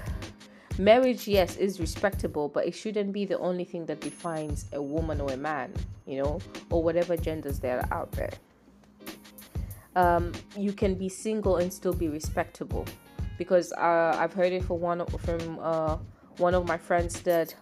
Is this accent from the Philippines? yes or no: no; Tanzania; I'm from Tanzania. I love where I come from